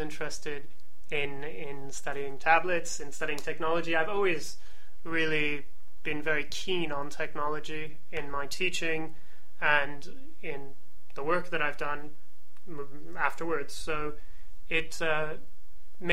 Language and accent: English; Florida, United States; moved away as an adult; also born or lived in Barcelona, Spain; growing up in Florida